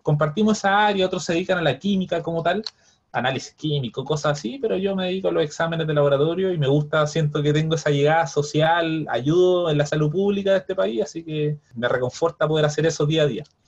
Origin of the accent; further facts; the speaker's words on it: Viña del Mar, Valparaíso, Chile; now in Santiago, Chile; yo que vengo de Viña